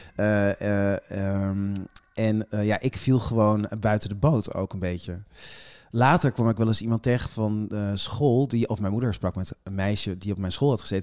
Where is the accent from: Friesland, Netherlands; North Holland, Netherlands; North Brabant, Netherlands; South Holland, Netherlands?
Friesland, Netherlands; now in Amsterdam, Netherlands; ik woon in Amsterdam, ik ben geboren in Friesland